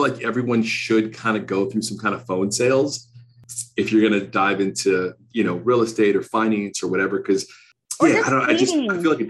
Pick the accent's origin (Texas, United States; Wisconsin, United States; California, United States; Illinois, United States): Illinois, United States; Villa Park; also born or lived in Florida; So I actually grew up in the suburbs of Chicago. Are you familiar with Villa Park?